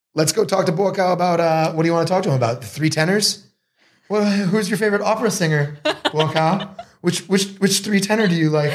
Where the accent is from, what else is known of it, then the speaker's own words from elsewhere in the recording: Marblehead, Massachusetts, United States; moved away as an adult; also born or lived in Boston, Massachusetts / Los Angeles, California; now in Thailand; I grew up in Marblehead, Massachusetts